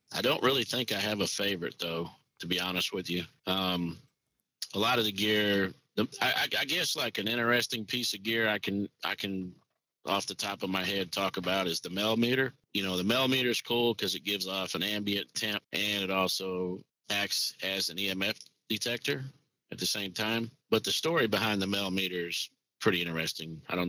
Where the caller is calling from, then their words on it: Indiana, United States; That I am calling from Indiana today.